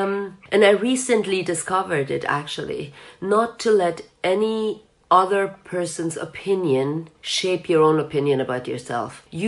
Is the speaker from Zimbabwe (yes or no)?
no; Germany; English is a second language; also born or lived in Iran / United States / France / Switzerland; So I was born actually on a vacation trip of my parents in Iran. I was raised in Germany, lived the majority of my life in the US, then moved back to Europe.